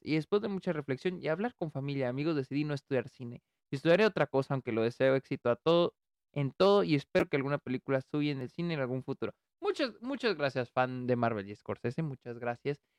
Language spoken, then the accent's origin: Spanish; Delicias, Chihuahua, Mexico; moved away; estuve en, en, Delicias, a mi ciudad natal